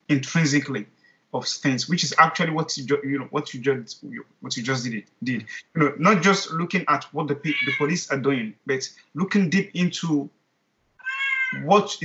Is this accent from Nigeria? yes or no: yes; Nigeria; I'm a Nigerian, I'm a black guy